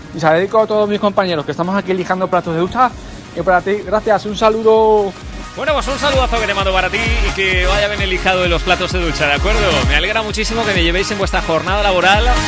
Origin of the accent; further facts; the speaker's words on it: Cheste, Valencian Community, Spain; de Cheste